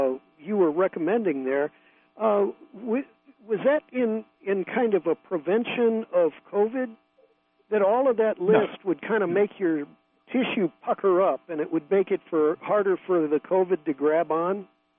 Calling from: San Francisco, California, United States; Oh, I'm actually calling you from down in San Francisco.

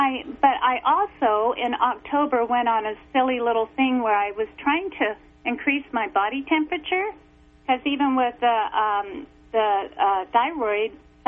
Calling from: Oregon, United States; Hey, I'm from Eastern Oregon.

